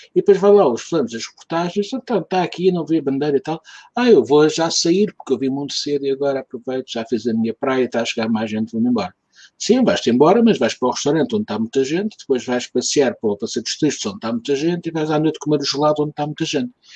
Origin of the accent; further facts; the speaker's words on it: Lisbon, Portugal; não sou alfacinha, sou Lisboeta, porque o meu pai não era de Lisboeta, vinha da terra. Portanto, eu sou segunda geração, já nasci em Lisboa, mas não sou alfacinha